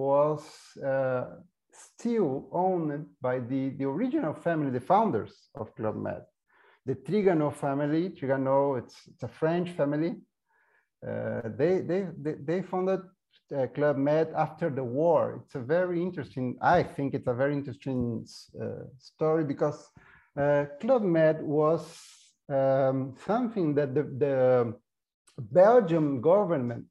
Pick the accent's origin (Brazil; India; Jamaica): Brazil; São Paulo; English is a second language; moved away as an adult; also born or lived in Colorado, United States / Barcelona, Spain / Buenos Aires, Argentina; now in Asunción, Paraguay; I'm Brazilian. I'm from São Paulo.